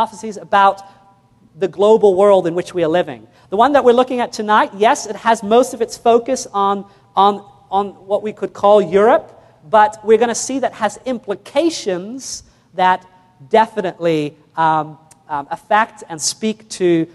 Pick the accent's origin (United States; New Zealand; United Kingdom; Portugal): New Zealand; first language English; I was born in New Zealand, so I spoke English